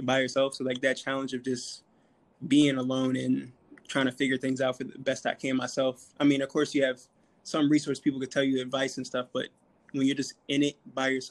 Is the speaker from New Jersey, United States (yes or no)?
no; Virginia, United States; moved away as an adult; now in New York City, United States; Born and raised in Virginia, you know, 804.